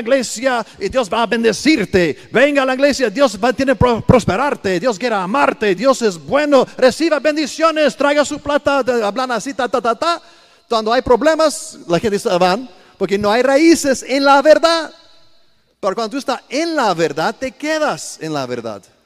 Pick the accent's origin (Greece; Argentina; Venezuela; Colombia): Greece; Sparta, Peloponnese; also born or lived in Italy; now in Costa Rica; Yo soy griego, italiano, pero 100% cristiano